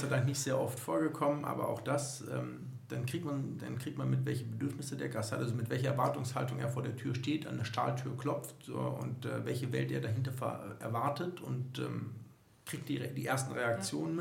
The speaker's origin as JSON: {"language": "German", "town": "Düsseldorf", "region": "North Rhine-Westphalia", "country": "Germany", "tie": "born or raised there", "said": "ich bin 40 Jahre alt, gebürtiger Düsseldorfer"}